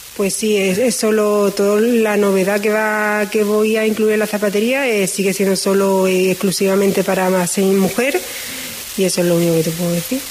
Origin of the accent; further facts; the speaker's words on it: La Redondela / Isla Cristina, Andalusia, Spain; yo soy de la Cristina